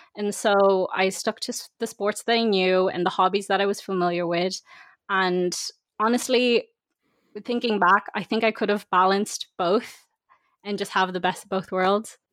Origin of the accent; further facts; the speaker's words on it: Dublin, Leinster, Ireland; I'm from Dublin myself